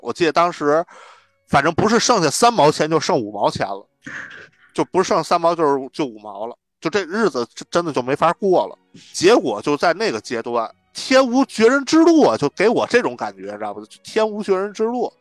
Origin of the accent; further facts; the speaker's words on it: northern China, China; now in Beijing, China; 咱们北方人，可能在平原地区长大